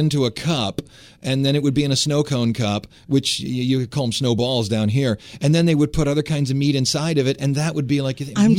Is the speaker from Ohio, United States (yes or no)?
yes; Cleveland, Ohio, United States; moved away; Well, I'm from Cleveland.